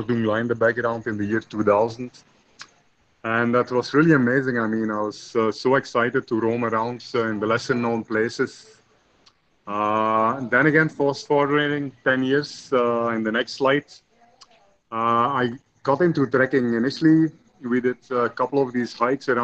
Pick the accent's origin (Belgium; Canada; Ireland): Belgium; I was born in Belgium, I think I was very fortunate to grow up in like a small village, actually, the green outskirts on a farm